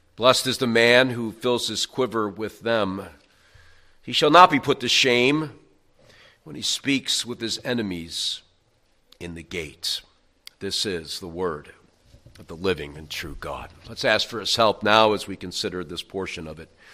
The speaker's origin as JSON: {"language": "English", "region": "New York", "country": "United States", "said": "I'm from New York"}